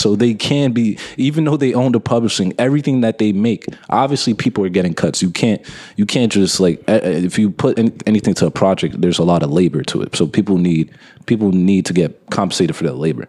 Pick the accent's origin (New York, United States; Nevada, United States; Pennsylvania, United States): New York, United States; I'm from New York